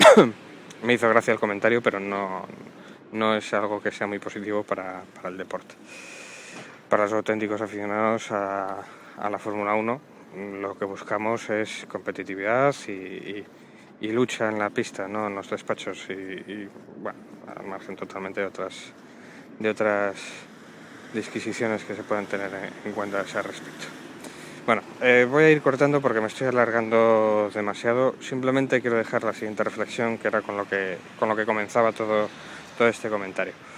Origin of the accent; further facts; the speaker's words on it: Asturias, Spain; also born or lived in Avilés; soy asturiano. Yo vivo en Avilés, a pocos kilómetros de Oviedo.